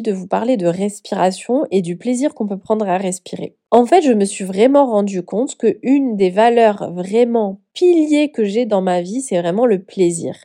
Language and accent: French; southern France, France; accent: southern; j'ai un accent du sud